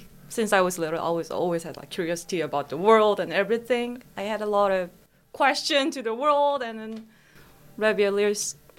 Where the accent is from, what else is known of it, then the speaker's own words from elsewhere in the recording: Busan, South Korea; English is a second language; moved away as an adult; also born or lived in Seoul, South Korea; now in Queensland, Australia; In Busan. Until I was in middle school, even until I was 14, Busan was popular tourist spot to Koreans, but there weren't really like people from other countries there.